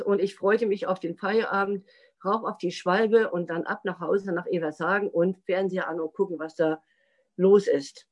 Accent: Rostock, Mecklenburg-Vorpommern, Germany; also born or lived in Friedland, Mecklenburg; Ich bin 1961 in Friedland in Mecklenburg geboren. Aufgewachsen bin ich allerdings vorwiegend in Rostock

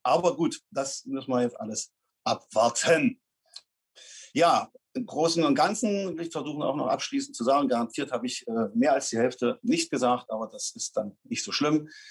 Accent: Dessau, Saxony-Anhalt, Germany; now in Raben, Germany; ich bin nicht in Fleming geboren, sondern in Dessau in Sachsen-Anhalt. Und das war im Jahre 1961, im schönen Monat Mai. Ja, dort bin ich dann auch zur Schule gegangen, zehn Jahre lang

